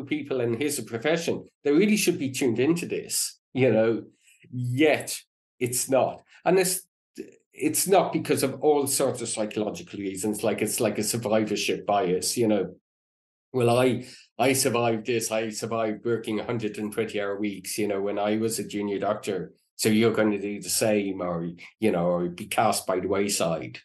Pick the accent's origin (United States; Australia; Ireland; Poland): Ireland; when I was growing up in Ireland